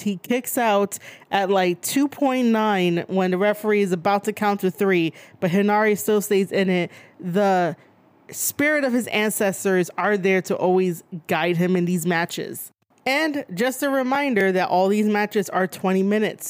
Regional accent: New York, United States; born and raised in New York

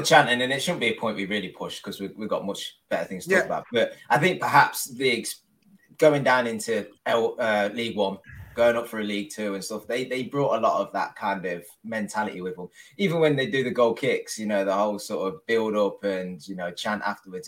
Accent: Leicester, East Midlands, United Kingdom; I'm from Leicester

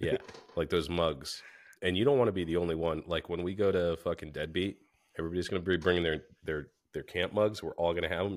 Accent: New Hampshire, United States; we're from New Hampshire

